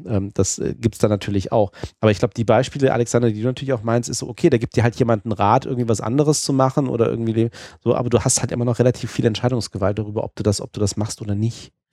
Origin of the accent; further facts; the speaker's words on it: Hesse, Germany; also born or lived in Hanover / Düsseldorf; ich bin Hesse